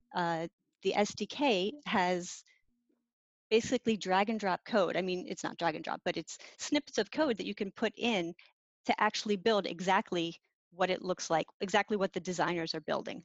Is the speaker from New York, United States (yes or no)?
no; Gettysburg, Pennsylvania, United States; now in Bay Area, United States; I grew up in Pennsylvania.